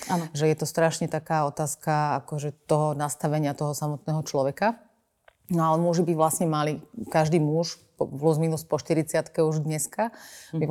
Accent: Banská Bystrica, Banská Bystrica Region, Slovakia; ja som pôvodnosť z Banskej Bystrice

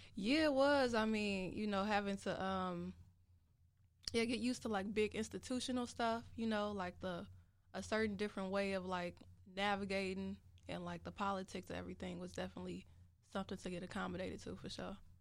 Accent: Chicago, Illinois, United States; also born or lived in South Holland, Illinois / Champaign, Illinois; I'm from Chicago, the South Side

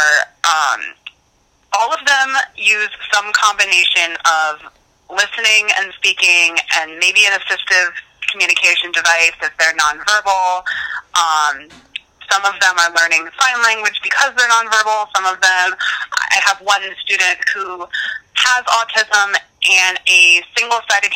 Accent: Pennsylvania, United States; moved away as an adult; also born or lived in New Jersey; I was from Pennsylvania

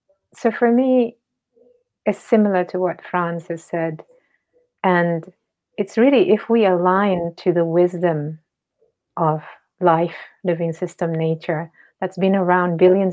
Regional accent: Indonesia; I come from Indonesia

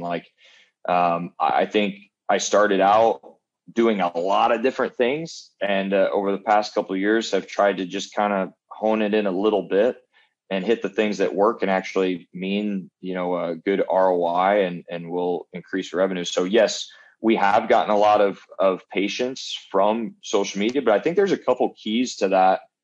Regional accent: Jacksonville, Illinois, United States; moved away as an adult; also born or lived in Chesterfield, Missouri; now in Dallas, United States; my hometown, Jacksonville, Illinois.

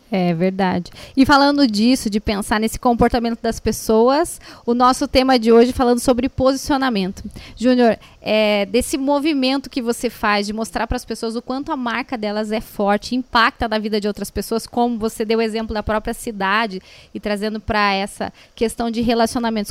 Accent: Curitiba, Paraná, Brazil; aqui em Curitiba, que é a que é a minha cidade natal

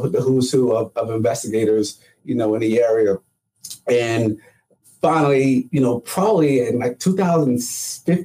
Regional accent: New Jersey, United States; moved away as an adult; now in Georgia, United States; I'm a Jersey boy

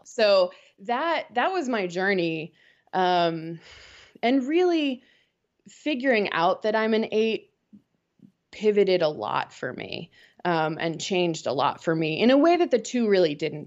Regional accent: outside of Boston, Massachusetts, United States; moved away as an adult; now in Winston-Salem, United States; I grew up outside of Boston and, um, moved down to North Carolina when Wake Forest offered me the job

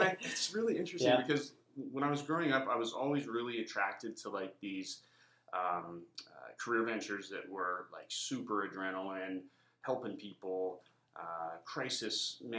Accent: Lloydminster, Saskatchewan, Canada; also born or lived in Alberta; now in Vancouver, Canada; I grew up in Lloydminster.

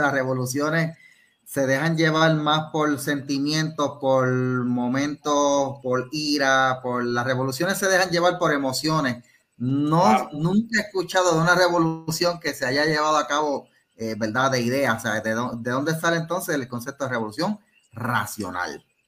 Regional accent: Cidra, Puerto Rico; yo soy de Sidra

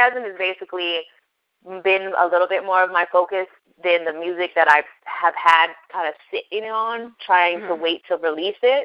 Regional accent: Yorktown, Virginia, United States; moved away as an adult; now in Minnesota, United States; I'm originally from Yorktown, Virginia, 757. It's my home

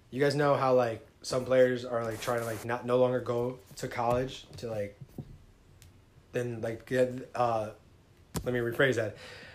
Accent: New York, United States; we're from New York

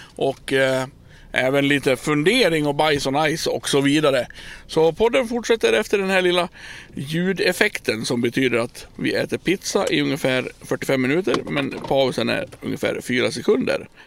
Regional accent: Dalarna County, Sweden; Som vi inte säger i Dalarna

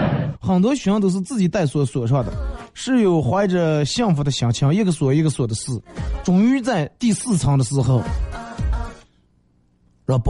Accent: Northeast China, China; 二哥，呃，带我一个朋友，夏天时候带我一个朋友回我们老家，老家在东北，然后看到一个铁栏杆的时候。

